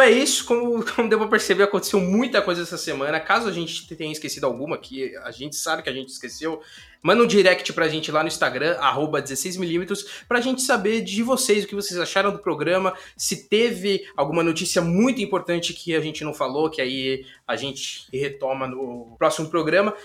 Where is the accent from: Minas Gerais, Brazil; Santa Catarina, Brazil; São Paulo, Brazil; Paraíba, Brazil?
São Paulo, Brazil; a gente é de São Paulo